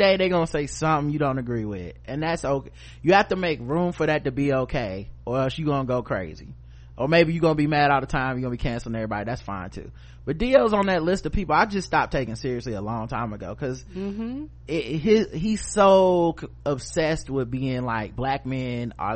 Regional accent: North Carolina, United States; We're from North Carolina

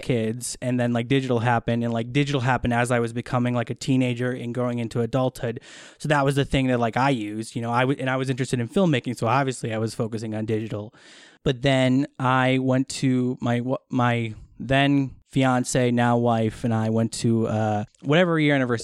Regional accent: Wisconsin, United States; moved away as an adult; now in Los Angeles, United States; I am originally from Wisconsin, but I've been in LA since 2012

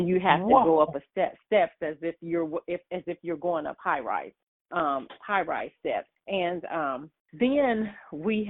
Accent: Dayton, Ohio, United States; now in Columbus, United States; I grew up in Dayton, Ohio, I grew up down the street from a fire station

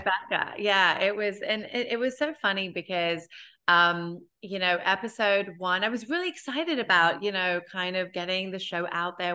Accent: United Kingdom; now in New York, United States; I'm British, B, I'm Indian

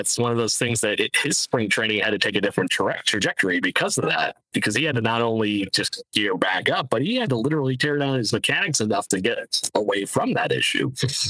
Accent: Rochester, New York, United States; my hometown here with the Rochester Red Wings

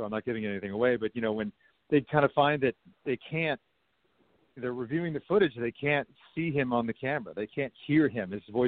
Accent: Westchester County, New York, United States; I grew up in Westchester County, New York

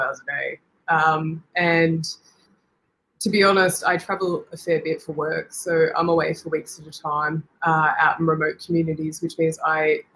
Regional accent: Victoria, Australia; moved away as an adult; now in Alice Springs, Australia; I'm originally from Victoria

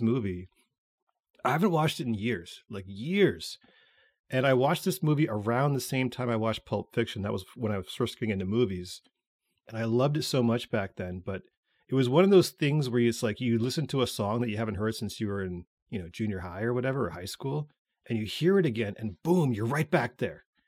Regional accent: Canada; we're Canadian

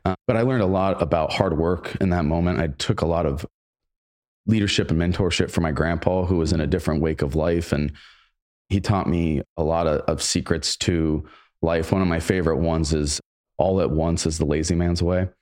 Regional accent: Granville, Ohio, United States; I ended up going to the local O S U branch my first year out of high school, worked full-time, went to college full-time, got on the dean's list just by, honestly, from the Granville education

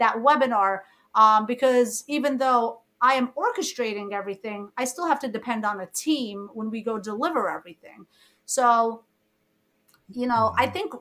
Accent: New York City, New York, United States; born or raised there; English is a second language; also born or lived in Egypt

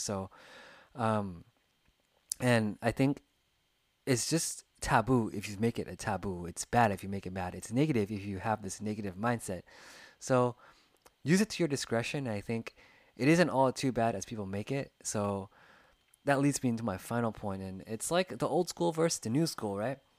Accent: United States; growing up in America, you know, there's different cultures, different backgrounds

